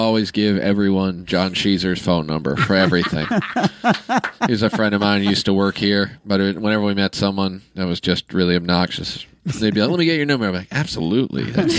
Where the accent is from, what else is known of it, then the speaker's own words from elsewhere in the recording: Kansas City, Kansas, United States; I'm from Kansas City.